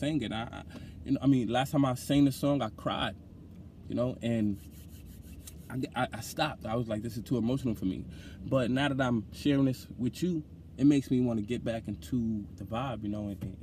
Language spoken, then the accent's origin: English; New York, United States; also born or lived in Bronx, New York / Brownsville, Brooklyn; I was born in Lincoln Hospital, and I lived in Mitchell Projects in the Bronx for the first 10 years of my life